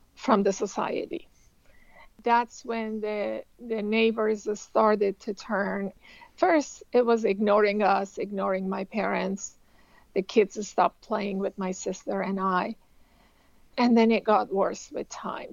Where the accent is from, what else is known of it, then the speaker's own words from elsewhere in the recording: Tehran, Tehran Province, Iran; moved away as an adult; now in United States; I grew up in Tehran, Iran